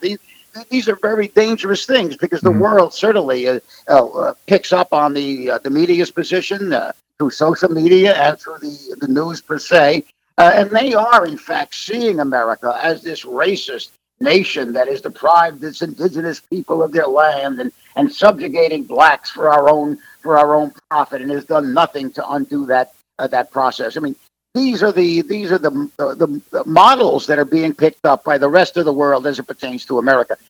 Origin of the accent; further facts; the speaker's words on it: United States; as an American